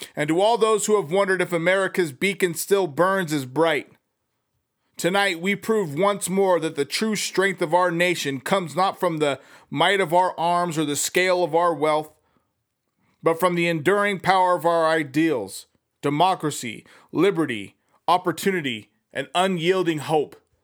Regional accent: United States; as an American

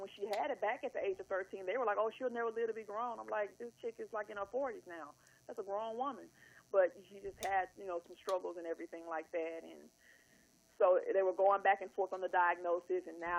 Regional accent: Louisiana, United States; accent: twang; now in Pasadena, United States; I'm from Louisiana.

